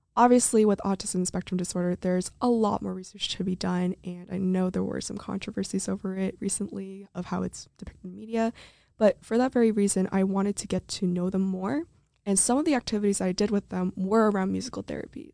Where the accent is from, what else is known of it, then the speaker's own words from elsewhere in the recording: Santa Clarita, California, United States; moved away; I'm from Santa Clarita, California